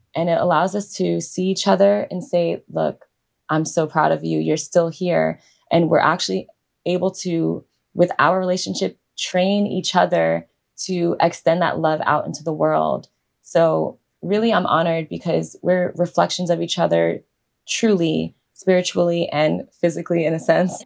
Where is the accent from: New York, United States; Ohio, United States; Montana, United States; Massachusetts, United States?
New York, United States; New York City; growing up in New York